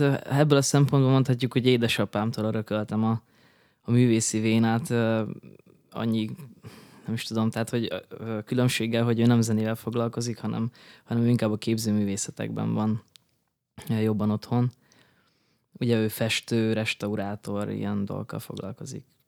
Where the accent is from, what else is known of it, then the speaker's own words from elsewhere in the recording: Berehove, Zakarpattia Oblast, Ukraine; moved away as an adult; also born or lived in Debrecen, Hungary; now in Budapest, Hungary; Ugye Beregszászon születtem, Kárpátalján, az Ukrajnának a legnyugatibb része